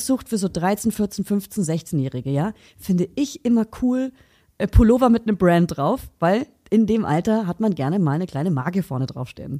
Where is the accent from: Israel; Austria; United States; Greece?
United States; now in Berlin, Germany; bei uns in Amerika